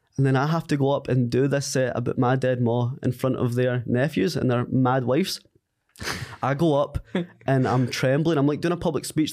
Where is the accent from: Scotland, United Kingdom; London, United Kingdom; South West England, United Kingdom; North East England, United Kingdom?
Scotland, United Kingdom; Ayrshire; moved away as an adult; now in Glasgow, United Kingdom; I had just moved from Ayrshire, where I'm from, to Glasgow